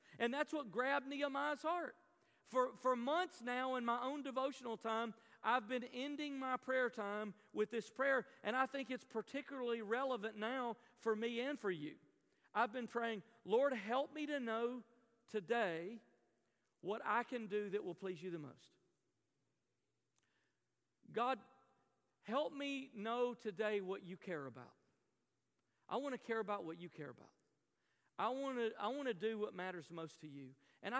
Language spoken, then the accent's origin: English; the South, United States; I grew up in the South, and telling a Southern extrovert you can't hug people anymore is like telling me not to breathe.